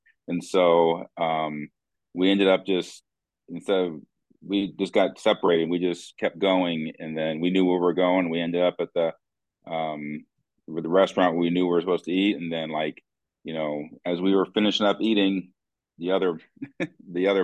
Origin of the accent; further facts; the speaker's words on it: Bloomington, Illinois, United States; now in Morton, United States; I grew up in Bloomington Normal.